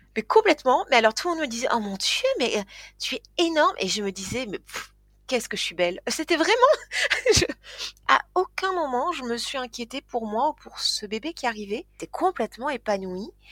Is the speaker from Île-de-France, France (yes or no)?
no; Toulouse, Occitania, France; also born or lived in Tarn-et-Garonne; Donc je suis euh, née à Toulouse, j'ai grandi à Toulouse